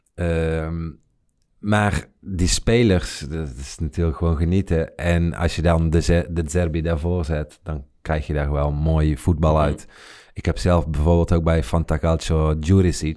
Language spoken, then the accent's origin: Dutch; Netherlands; wij, zeg maar, als Nederlanders